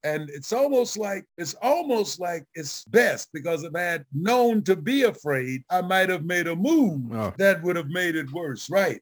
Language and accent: English; Memphis, Tennessee, United States; I lived in Memphis, Tennessee with my grandparents who was a Baptist minister